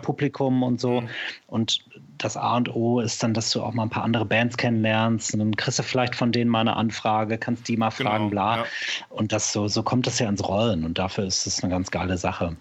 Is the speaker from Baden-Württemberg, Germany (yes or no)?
no; Sauerland, North Rhine-Westphalia, Germany; now in Cologne, Germany; da wo ich herkomme, ich komme ja aus dem Sauerland im Ursprung